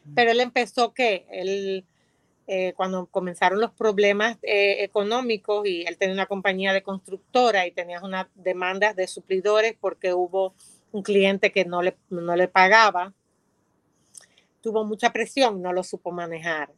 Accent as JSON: {"language": "Spanish", "country": "Dominican Republic", "said": "soy dominicana"}